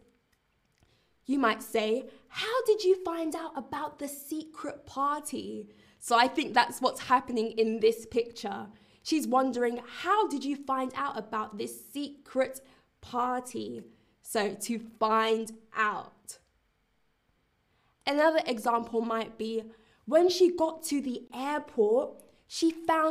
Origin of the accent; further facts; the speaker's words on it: London, United Kingdom; I'm also from London, but I'm currently in Berlin.